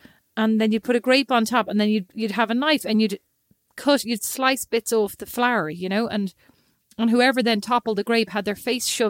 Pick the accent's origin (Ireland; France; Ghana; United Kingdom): Ireland; we as Irish people